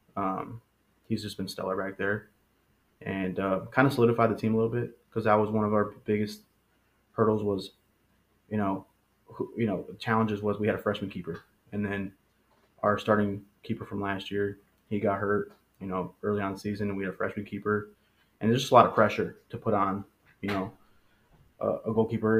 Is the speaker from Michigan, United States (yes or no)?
yes; Monroe, Michigan, United States; first language Spanish; English is a second language; I'm from Monroe